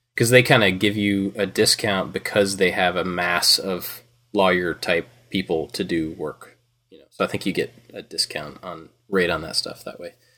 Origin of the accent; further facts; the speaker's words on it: Kentucky, United States; now in Georgia, United States; I grew up in Kentucky